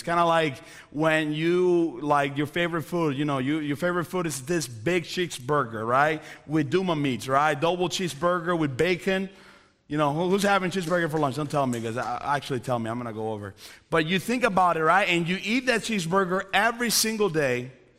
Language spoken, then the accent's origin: English; Coventry, West Midlands, United Kingdom; now in United States; No, I'm from Coventry, so I can say that. But anyways, that is a reality of where I was born.